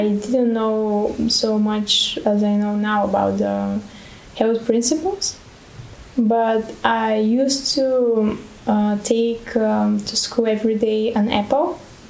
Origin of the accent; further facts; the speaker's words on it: Bulgaria; Yes, I'm from Bulgaria.